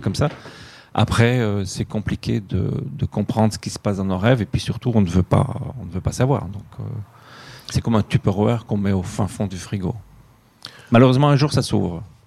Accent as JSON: {"language": "French", "country": "Belgium", "also_born_or_lived": "Ouarzazate, Morocco", "moved": "yes", "said": "je suis belge"}